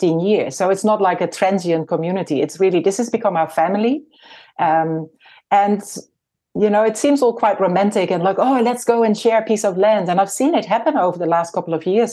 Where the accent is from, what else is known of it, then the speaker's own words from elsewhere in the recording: Netherlands; moved away as an adult; also born or lived in Nelson, New Zealand; now in New Zealand; I was born in the Netherlands and my husband and I came to New Zealand in 1995